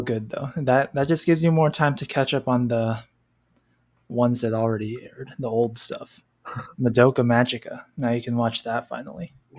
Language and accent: English; California, United States; My home state of California